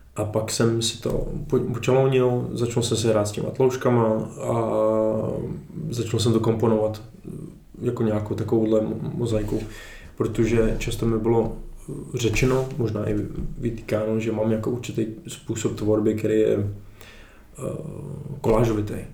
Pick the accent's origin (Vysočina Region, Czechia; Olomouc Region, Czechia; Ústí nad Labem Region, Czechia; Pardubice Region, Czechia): Ústí nad Labem Region, Czechia; Chomutov; jsem z Chomutova